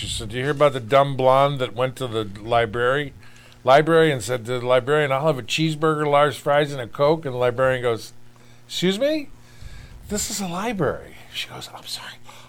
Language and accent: English; Ohio, United States; moved away as an adult; now in Boston, United States; I grew up in Ohio. I came here in 1985 to join the Boston comedy scene.